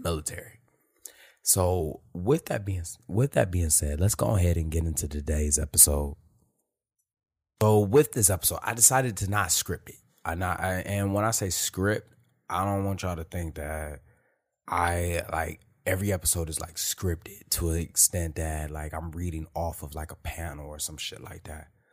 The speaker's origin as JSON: {"language": "English", "town": "Detroit", "region": "Michigan", "country": "United States", "tie": "born or raised there", "moved": "as an adult", "said": "I'm born and raised in Detroit"}